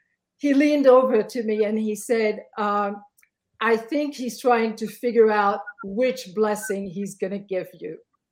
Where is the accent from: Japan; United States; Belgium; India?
Belgium; Now I'm from Belgium and I was a convert. I had just turned 17.